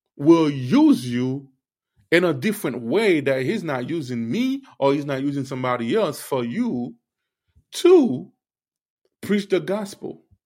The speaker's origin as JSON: {"language": "English", "country": "Haiti", "said": "I'm a Haitian. I will keep talking about, you know, my Haitian people"}